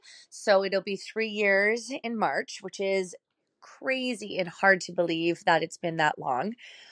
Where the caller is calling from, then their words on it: Ottawa, Ontario, Canada; Hi, Megan. It's … I am from Ottawa, Canada.